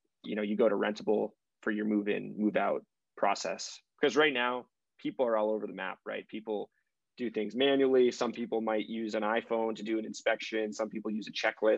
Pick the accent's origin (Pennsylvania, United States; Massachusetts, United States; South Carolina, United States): Massachusetts, United States; Brookline; I'm from Brookline, so I grew up in the Boston area